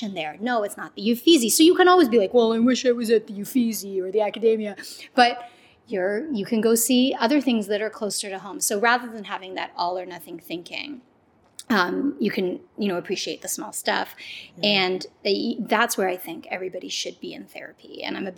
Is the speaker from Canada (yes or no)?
yes; Canada; I grew up in Canada and my mom came from Jamaica